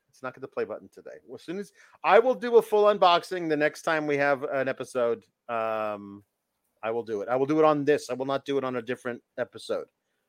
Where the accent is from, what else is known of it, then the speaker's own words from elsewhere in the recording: Pacific Northwest, United States; Because I grew up with it where I lived. I was born in the Pacific Northwest, and it was our thing.